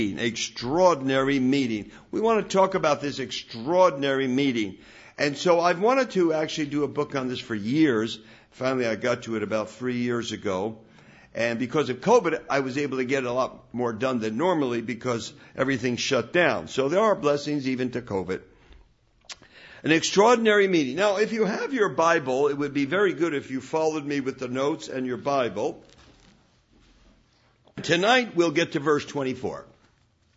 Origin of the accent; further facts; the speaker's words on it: Newark, New Jersey, United States; I was raised in Newark, New Jersey, non-Christian parents